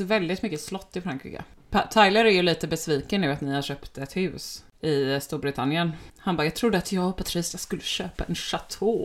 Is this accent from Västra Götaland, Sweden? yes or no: yes; Gothenburg, Västra Götaland, Sweden; Och vi är båda uppvuxna i Göteborg